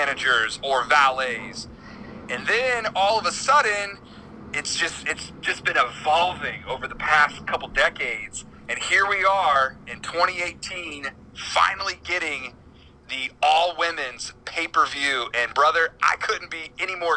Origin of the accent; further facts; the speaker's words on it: Indianapolis, Indiana, United States; I'm from Indianapolis, Indiana